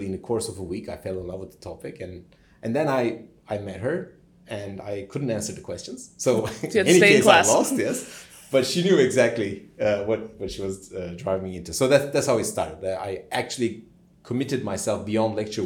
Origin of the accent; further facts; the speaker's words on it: Turkey; moved away as an adult; also born or lived in United States; now in Cambridge, United Kingdom; born and raised in Turkey